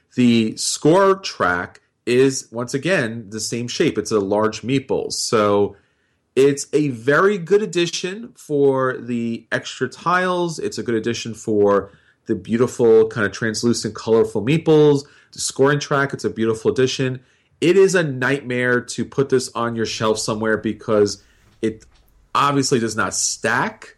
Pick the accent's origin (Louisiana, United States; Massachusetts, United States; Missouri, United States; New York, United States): New York, United States; being a New Yorker